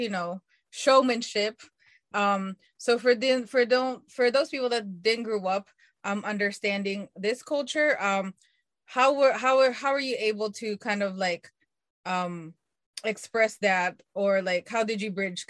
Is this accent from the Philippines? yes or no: yes; Philippines; moved away; I grew up in the Philippines, so was an immigrant